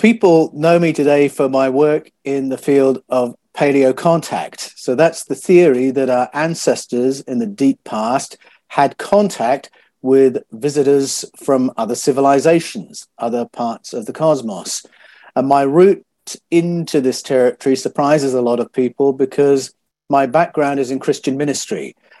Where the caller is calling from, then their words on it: Australia; It's this morning because I'm speaking from Australia.